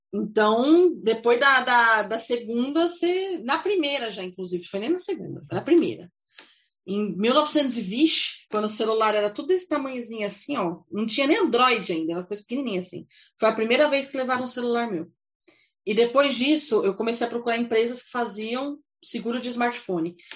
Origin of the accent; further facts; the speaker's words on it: São Paulo, Brazil; eu sou do Brasil, de São Paulo